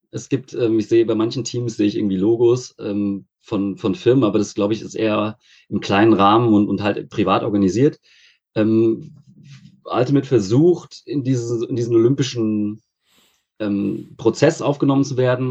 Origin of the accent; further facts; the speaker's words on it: near Frankfurt, Hesse, Germany; now in Freiburg, Germany; Aus der Nähe von Frankfurt.